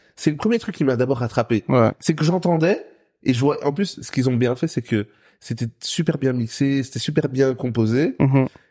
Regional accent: Brussels, Brussels-Capital Region, Belgium; je suis un Bruxellois de merde

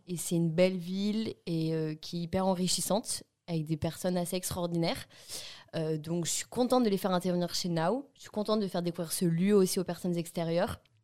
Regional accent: Bordeaux, Nouvelle-Aquitaine, France; On a fait notre scolarité ensemble à Grand-Lebrun à Bordeaux

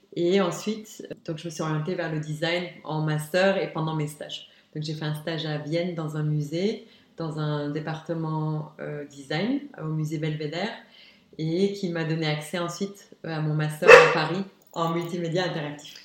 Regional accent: Luxembourg; also born or lived in Arlon, Belgium / Esch-sur-Alzette, Luxembourg; C'est vrai que je suis née à Arlon, mais je, suis juste née, j'ai jamais vécu. J'ai toujours vécu à Luxembourg

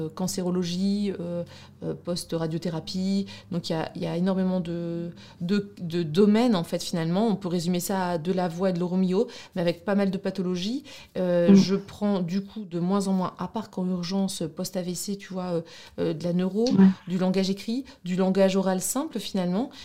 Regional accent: Douai, Hauts-de-France, France; accent: ch'ti; also born or lived in Brussels, Belgium; now in Lille, France; je suis de, Douai, donc du nord de la France, une vraie ch'ti

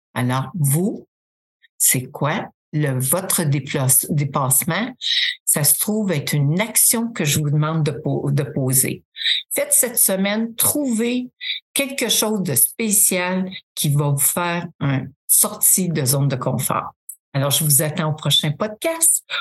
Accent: Drummondville, Quebec, Canada; Je viens de Drummondville, le centre du Québec

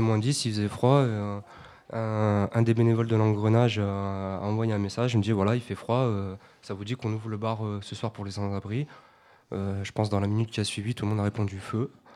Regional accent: Grenoble, Auvergne-Rhône-Alpes, France; moi en tant que grenoblois

